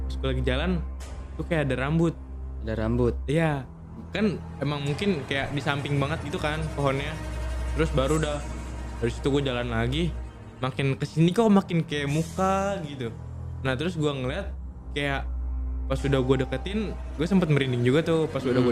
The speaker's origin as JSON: {"language": "Indonesian", "region": "East Nusa Tenggara", "country": "Indonesia", "tie": "born or raised there", "said": "gue kan kampung gue kan emang terpencil lah Nusa Tenggara Timur"}